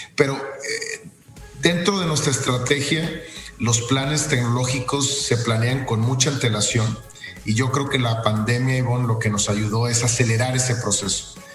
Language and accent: Spanish; Mexico; el equipo que conforma General Motors, que prácticamente somos puros mexicanos